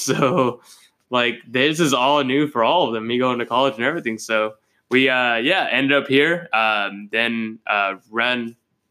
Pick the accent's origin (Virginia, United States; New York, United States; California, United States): California, United States; Southern; moved away; I'm originally from Southern California